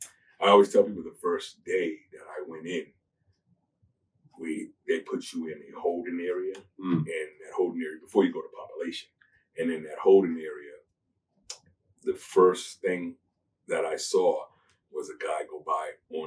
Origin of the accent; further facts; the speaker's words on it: Boston, Massachusetts, United States; also born or lived in Chicago; So I was born in Boston, but my family's from Chicago. So I was born here, but lived in Chicago.